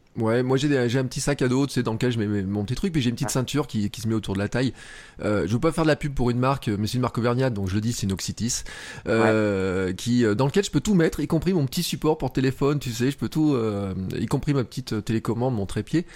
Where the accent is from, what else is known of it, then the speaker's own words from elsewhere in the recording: Clermont-Ferrand, Auvergne-Rhône-Alpes, France; moi je suis à Clermont et à Clermont euh, quand j'étais gamin je jouais à l'ASM au foot